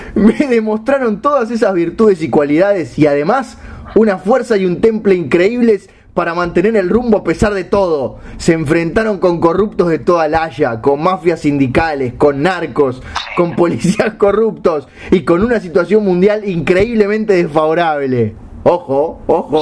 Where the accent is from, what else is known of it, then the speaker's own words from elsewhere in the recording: Uruguay; como buen uruguayo